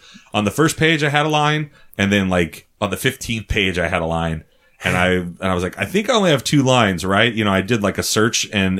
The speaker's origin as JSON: {"language": "English", "region": "Minnesota", "country": "United States", "said": "he has a weird thing because I am from Minnesota."}